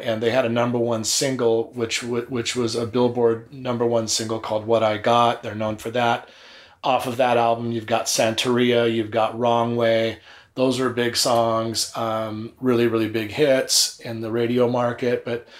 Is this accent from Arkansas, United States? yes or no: no; Long Beach, California, United States; Growing up in Long Beach, the scene was awesome.